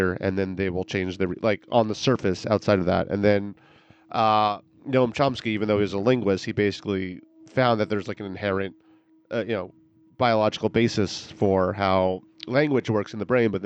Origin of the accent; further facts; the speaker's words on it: New York, United States; moved away as an adult; When I moved here from New York, where I grew up about 6 years ago